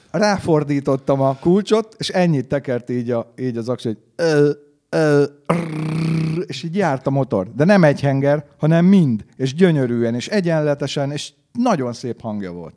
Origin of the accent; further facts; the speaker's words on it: Hungary; én is, mint magyar